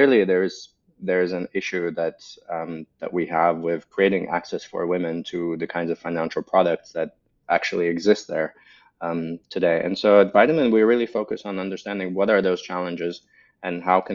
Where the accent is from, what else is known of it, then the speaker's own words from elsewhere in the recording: Latvia; also born or lived in Russia / United States / Germany; now in Berlin, Germany; So originally I'm from Eastern Europe, from Latvia, born and raised, Russian heritage